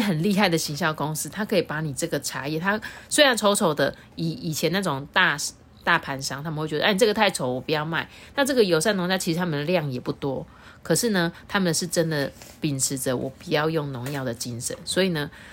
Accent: Taiwan; 我们台湾人

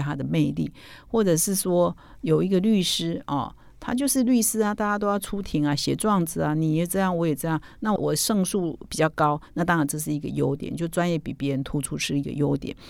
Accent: Taiwan; 我们台湾话就土质嘛

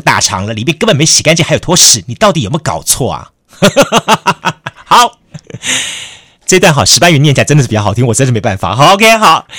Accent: Taiwan; 鱼蛋哈，就好像是我们台湾人，比方说吃碗粿，

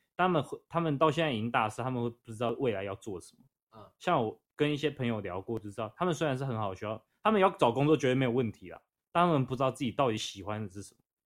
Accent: Taiwan; 但我们台湾人不会这样想

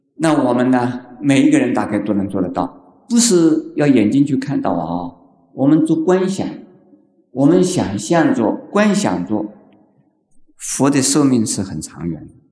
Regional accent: China; 像我们中国人哭成那个样子的天翻地覆的哭法

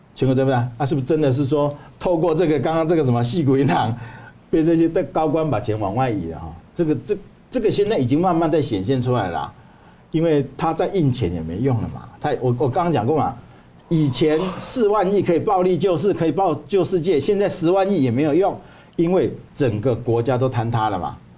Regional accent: Taiwan; moved away as an adult; also born or lived in Dongguan, Guangdong, China; 我们台湾人

